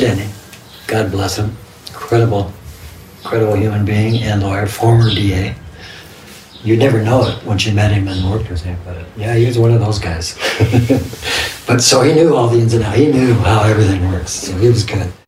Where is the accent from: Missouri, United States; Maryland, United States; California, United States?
California, United States; Los Angeles; moved away as an adult; my hometown in Los Angeles, South Central